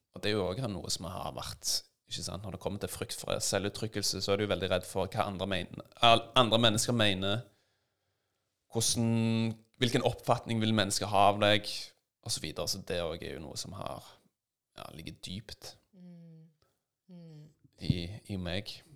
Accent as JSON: {"language": "Norwegian", "town": "Stavanger", "region": "Rogaland", "country": "Norway", "tie": "born or raised there", "said": "Jeg vokste opp i Stavanger"}